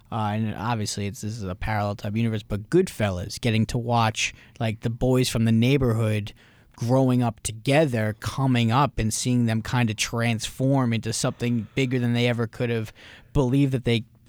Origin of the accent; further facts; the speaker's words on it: New York, United States; I mean, for me growing up in New York, I mean, I grew up just outside of New York City and my parents worked there.